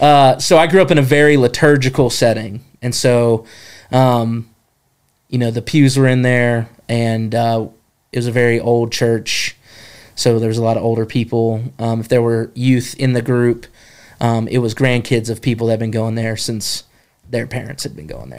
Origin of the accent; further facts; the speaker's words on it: Jefferson, North Carolina, United States; I grew up in Jefferson, North Carolina.